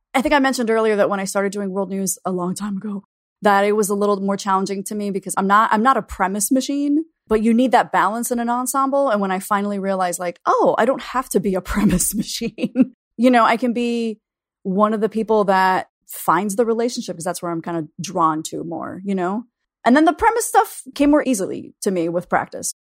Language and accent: English; Florida, United States; now in Chicago, United States; I grew up in Florida, in my particular school district